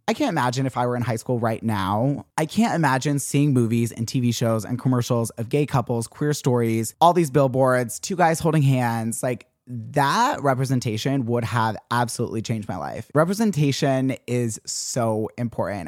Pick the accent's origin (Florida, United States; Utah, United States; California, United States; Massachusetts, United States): Utah, United States; growing up Mormon and growing up in Utah